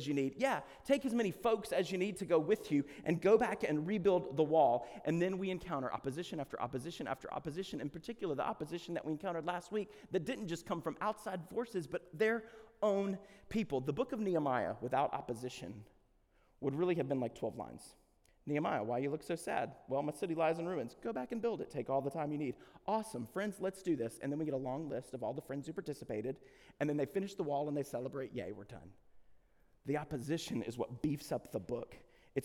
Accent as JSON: {"language": "English", "region": "the South", "country": "United States", "said": "we are from the South"}